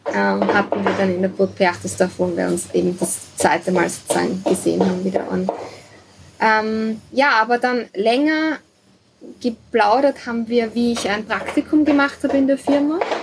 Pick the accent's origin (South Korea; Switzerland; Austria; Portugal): Austria; das Dorf, wo ich aufgewachsen bin, hat 60 Einwohner, also ist sehr klein. mhm. ist zwar mhm. eine halbe Stunde von Wien